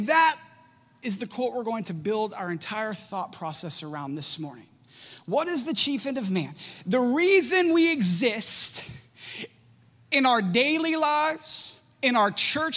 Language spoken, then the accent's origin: English; Warren, United States; moved away; also born or lived in Champion; I grew up in Warren and Champion. I actually graduated from Champion High School class of 2005